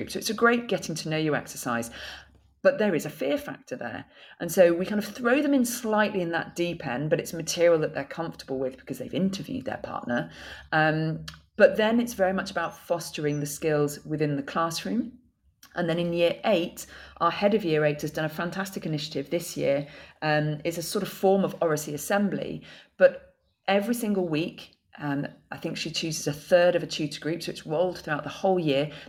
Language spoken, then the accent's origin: English; Bolton, North West England, United Kingdom; accent: northern; my northern accent growing up in Bolton um, has, has, gone.